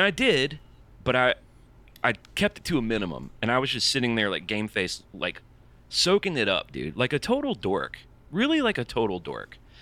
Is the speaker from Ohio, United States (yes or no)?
no; Birmingham, Alabama, United States; now in Nashville, United States; I'm from Birmingham. I live in Nashville now